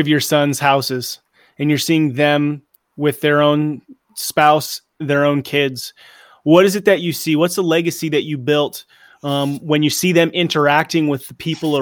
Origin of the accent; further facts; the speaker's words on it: Southern California, United States; we grew up in Southern California